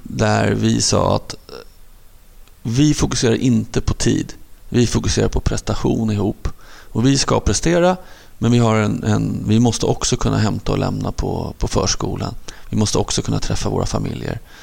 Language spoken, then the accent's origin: Swedish; Stockholm, Stockholm County, Sweden; jag var uppvuxen i, i, i Hagsätra, en förort söder om Stockholm